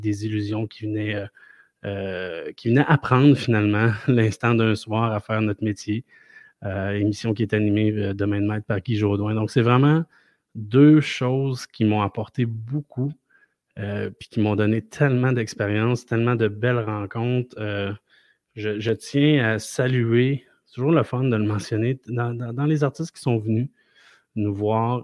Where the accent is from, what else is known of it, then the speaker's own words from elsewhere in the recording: Quebec City, Quebec, Canada; je viens de Québec